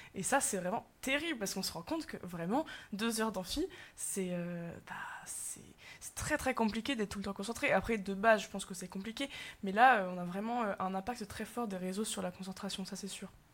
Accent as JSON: {"language": "French", "country": "France", "said": "en tant que bon français"}